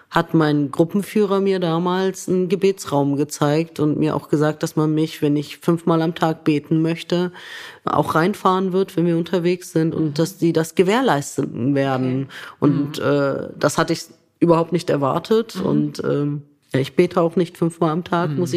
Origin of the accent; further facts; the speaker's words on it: Lower Saxony, Germany; born there; Also ich bin gebürtige Niedersächsin